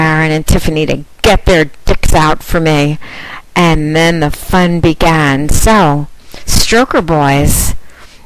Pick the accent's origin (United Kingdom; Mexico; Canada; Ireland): United Kingdom; accent: British; with my British accent